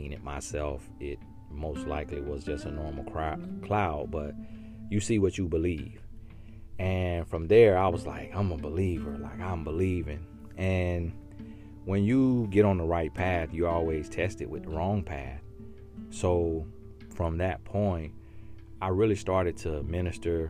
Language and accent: English; Auburndale, Florida, United States; moved away as an adult; also born or lived in El Paso, Texas / Winter Haven, Florida; I was raised in Arbondale, Florida from the age of 5 years old, I believe. And I stayed there until college.